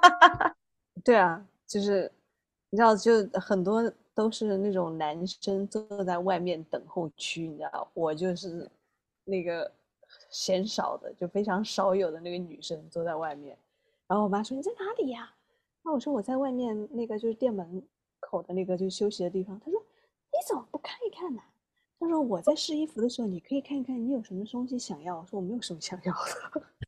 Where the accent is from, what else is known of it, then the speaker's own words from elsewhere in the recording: southern China, China; now in United States; 作为南方人来讲